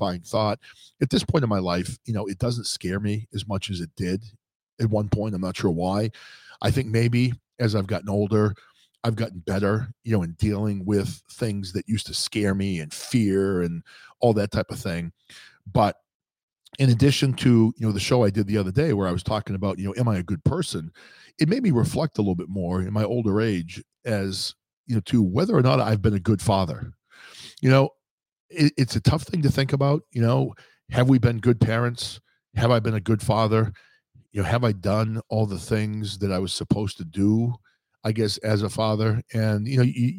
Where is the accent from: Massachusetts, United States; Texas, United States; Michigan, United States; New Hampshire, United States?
New Hampshire, United States; I grew up in New Hampshire.